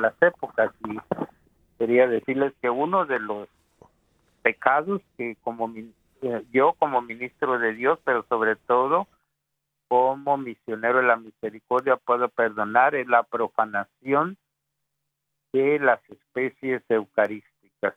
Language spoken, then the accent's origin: Spanish; Guatemala; mi país de Guatemala